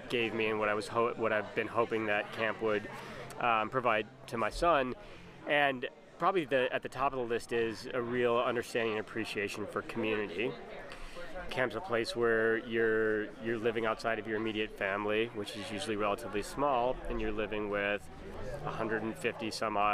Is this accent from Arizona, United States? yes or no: no; Highland Park, Illinois, United States; now in Austin, United States; I'm from Highland Park, Illinois, and more recently, I live in Austin